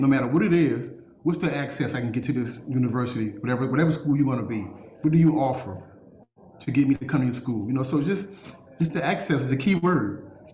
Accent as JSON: {"language": "English", "town": "New Orleans", "region": "Louisiana", "country": "United States", "also_born_or_lived": "Baton Rouge", "said": "I'm from New Orleans, ended up going to to Baton Rouge, transferred to Tulane"}